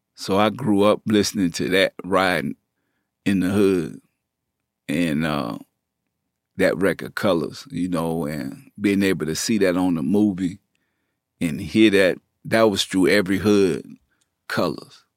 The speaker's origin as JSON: {"language": "English", "town": "New Orleans", "region": "Louisiana", "country": "United States", "also_born_or_lived": "Bay Area, California / Richmond, California", "accent": "country", "moved": "yes", "said": "I'm from New Orleans. So, they knew my accent was different"}